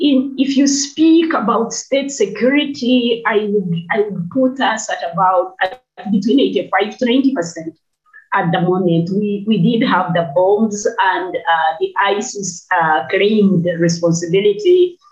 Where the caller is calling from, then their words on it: Kampala, Central Region, Uganda; I'm speaking from Kampala, Uganda, and I head a coalition of women's organizations